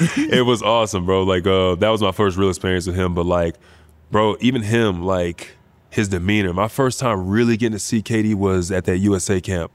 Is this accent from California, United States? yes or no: no; Bedford, Texas, United States; moved away; Bedford, man. H E B. That's where I'm from